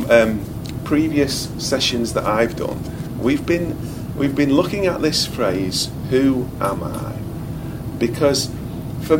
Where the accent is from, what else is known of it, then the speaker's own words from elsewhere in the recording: United Kingdom; I am British